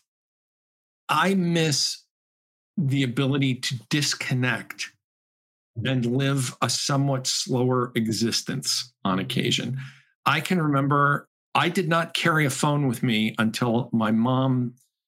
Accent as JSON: {"language": "English", "town": "Chicopee", "region": "Massachusetts", "country": "United States", "tie": "born or raised there", "said": "My hometown was the world headquarters of Spalding, the sports company"}